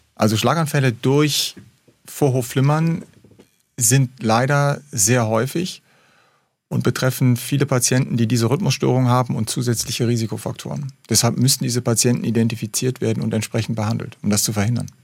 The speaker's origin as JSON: {"language": "German", "region": "Rhineland", "country": "Germany", "also_born_or_lived": "Hamburg", "moved": "yes", "said": "als Rheinländer"}